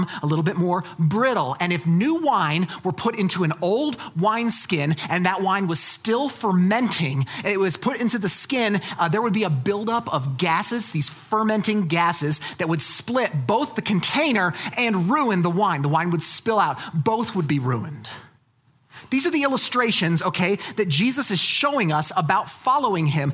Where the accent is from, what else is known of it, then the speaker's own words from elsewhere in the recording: Colorado Springs, Colorado, United States; I was raised in Colorado Springs